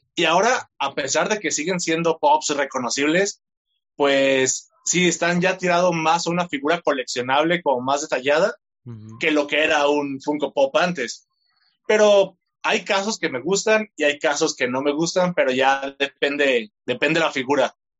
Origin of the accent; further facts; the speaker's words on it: Tlaquepaque, Jalisco, Mexico; Soy de Guadalajara, específicamente, mejor dicho, de Tlaquepaque, Jalisco, y tengo 26 años.